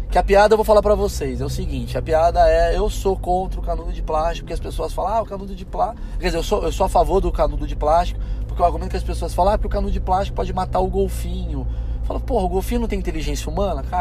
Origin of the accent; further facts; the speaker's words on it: Portugal; Tem gente que não me contrata porque as pessoas são burras, achando que eu sou mais burro porque eu sou português.